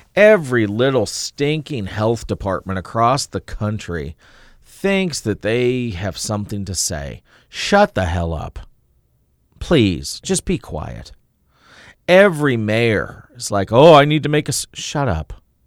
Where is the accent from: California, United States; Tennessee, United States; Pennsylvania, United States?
Tennessee, United States; moved away; when I was a kid growing up in Tennessee